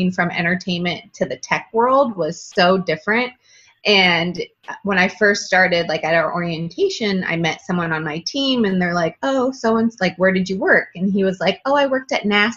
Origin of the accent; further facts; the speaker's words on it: Northern California, United States; moved away as an adult; I'm originally from Northern California, and I moved to Southern California for college